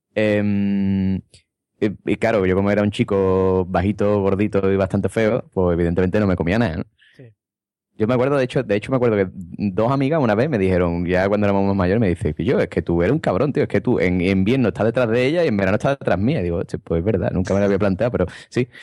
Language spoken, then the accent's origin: Spanish; Madrid, Community of Madrid, Spain; soy de Madrid